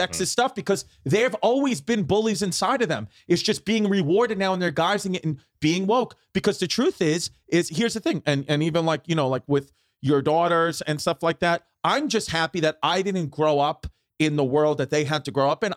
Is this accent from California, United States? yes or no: no; New York City, New York, United States; growing up, I grew up in Brooklyn